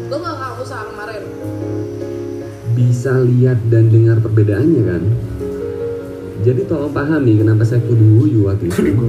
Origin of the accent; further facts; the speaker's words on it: Malang, East Java, Indonesia; accent: Malang; belum lagi kalau ngomongin logat yang saya punya juga bukan logat Jawa 100% tapi ada logat Malangan di situ